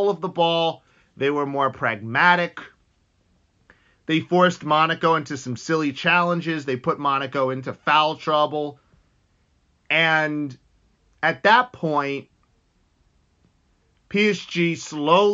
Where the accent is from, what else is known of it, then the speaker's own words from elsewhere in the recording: United States; I'm from the United States